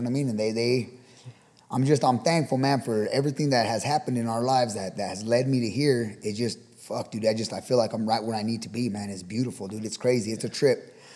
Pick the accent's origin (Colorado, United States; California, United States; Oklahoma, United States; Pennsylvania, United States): Colorado, United States; Pueblo; now in Fort Morgan, United States; We grew up in uh, in Pueblo and on the south side in uh, the Pueblo Village apartments and the projects on the south side